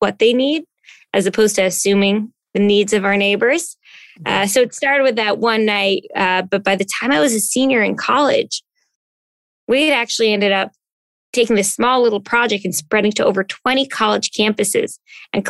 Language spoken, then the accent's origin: English; New Jersey, United States; moved away as an adult; now in New York City, United States; I came from growing up in New Jersey, you know, kind of town where everybody knew everybody